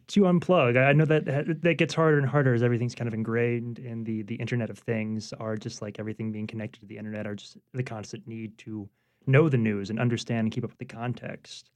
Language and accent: English; Baton Rouge, Louisiana, United States; now in New Orleans, United States; I grew up in Baton Rouge